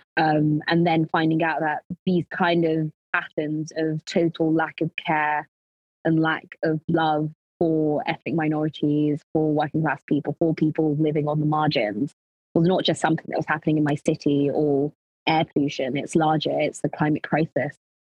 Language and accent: English; London, United Kingdom; also born or lived in Lincolnshire; growing up, I grew up in North London in Tottenham